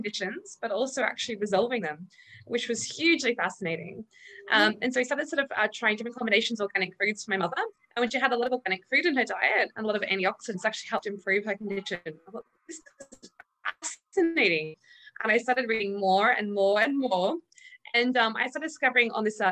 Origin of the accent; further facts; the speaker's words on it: Australia; moved away as an adult; now in United Kingdom; as an Australian